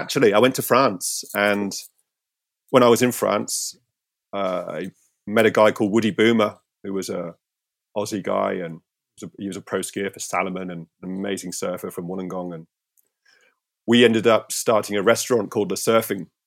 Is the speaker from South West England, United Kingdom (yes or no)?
yes; St Ives, South West England, United Kingdom; my hometown. I grew up here in Saint Ives